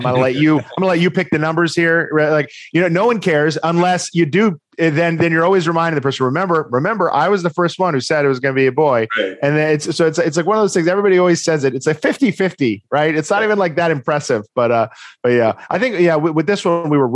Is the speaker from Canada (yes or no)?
no; Stamford, Connecticut, United States; my hometown of Stamford, Connecticut. When I was growing up, there were not a lot of restaurants where I lived off of High Ridge Road